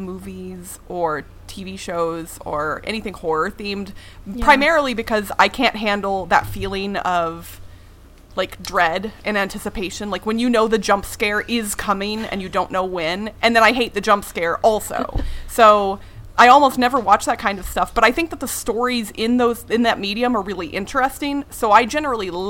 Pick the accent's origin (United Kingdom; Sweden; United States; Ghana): United States; I am American. I've lived here my whole life